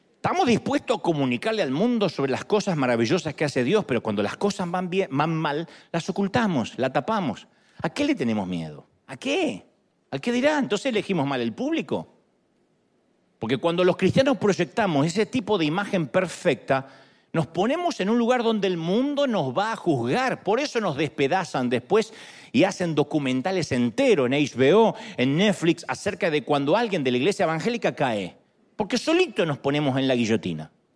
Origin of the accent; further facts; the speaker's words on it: Argentina; soy argentino, no puedo ser humilde